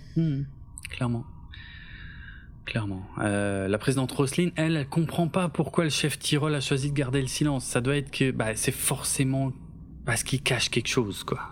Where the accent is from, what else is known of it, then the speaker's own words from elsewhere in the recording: Alsace, Grand Est, France; je suis alsacien d'origine